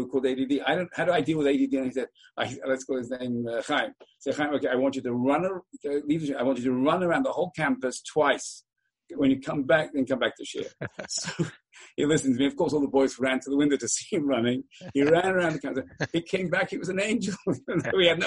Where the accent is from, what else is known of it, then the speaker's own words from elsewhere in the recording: England, United Kingdom; now in Baltimore, United States; when I was a young boy growing up in England